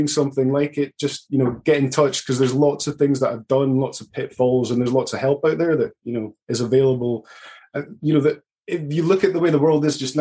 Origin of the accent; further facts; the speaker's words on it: Aberdeen, Scotland, United Kingdom; also born or lived in Canada; I'm from Aberdeen up in Scotland.